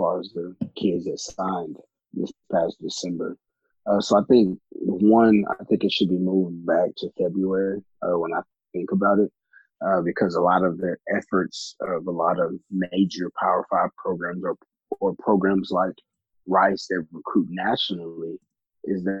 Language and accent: English; Houston, Texas, United States; I'm from the northwest side of Houston, from a single-parent home.